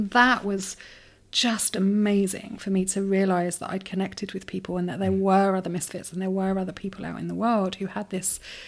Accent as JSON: {"language": "English", "town": "Brighton", "region": "South East England", "country": "United Kingdom", "tie": "born or raised there", "said": "but growing up in Brighton was fascinating. It was a real mix of very interesting people, a lot of creatives, and a lot of seekers"}